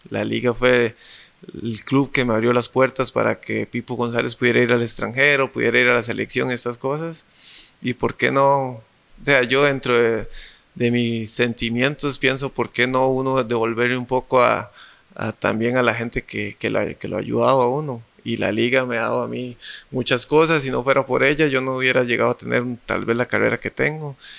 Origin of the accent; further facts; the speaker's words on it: San José, Costa Rica; como yo soy de Parados, de San José